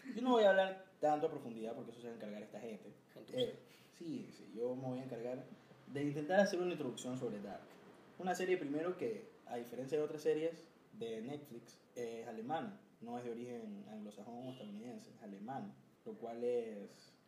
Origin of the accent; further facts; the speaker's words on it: Ecuador; somos super ecuatorianos